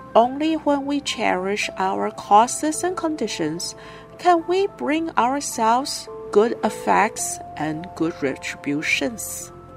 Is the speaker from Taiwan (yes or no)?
yes; Hualien County, Taiwan; I am from Hualien.